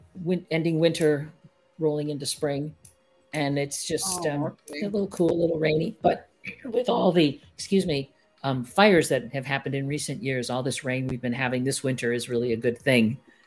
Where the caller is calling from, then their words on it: San Carlos, California, United States; I am coming to you from San Carlos, California, which is near San Francisco.